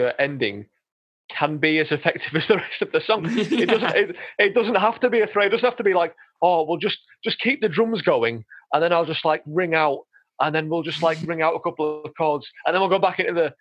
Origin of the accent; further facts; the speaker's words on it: Yorkshire and the Humber, United Kingdom; I am from Yorkshire